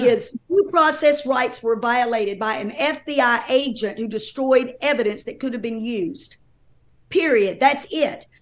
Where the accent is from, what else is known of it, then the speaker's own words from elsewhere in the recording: North Carolina, United States; I'm from North Carolina